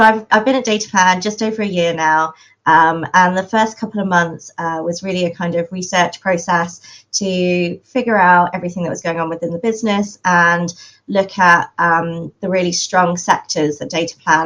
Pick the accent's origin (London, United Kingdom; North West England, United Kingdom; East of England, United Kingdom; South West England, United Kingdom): London, United Kingdom; I am hailing from London